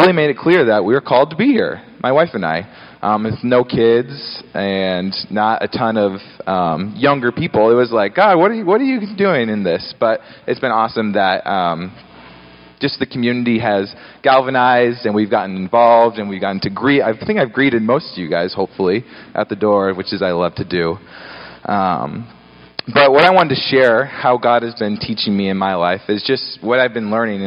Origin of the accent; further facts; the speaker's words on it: Gig Harbor, Washington, United States; also born or lived in Seattle; I grew up in Gig Harbor, Washington.